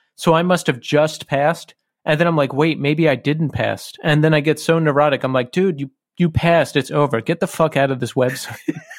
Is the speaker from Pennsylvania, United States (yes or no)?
yes; Bucks County, Pennsylvania, United States; we both grew up in Bucks County, Pennsylvania